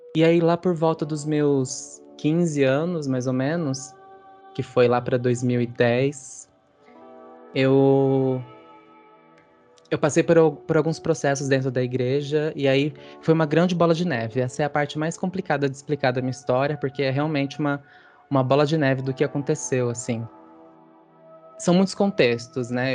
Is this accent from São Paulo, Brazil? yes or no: yes; Sumaré, São Paulo, Brazil; Eu sou do interior, do Rizão Puxado, interior de São Paulo, de uma cidadezinha chamada Sumaré